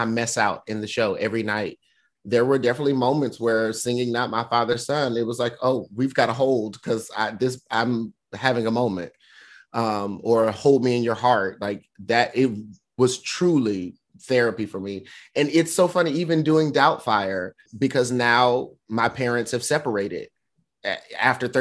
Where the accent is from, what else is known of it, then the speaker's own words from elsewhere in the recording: North Carolina, United States; moved away as an adult; also born or lived in Tokyo, Japan; now in New York, United States; I grew up in North Carolina